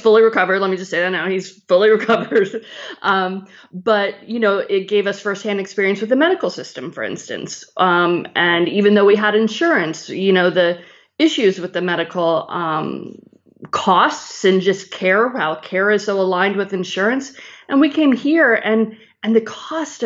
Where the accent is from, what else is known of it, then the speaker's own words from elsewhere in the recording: Chicago, Illinois, United States; moved away as an adult; also born or lived in North Carolina; I grew up in Chicago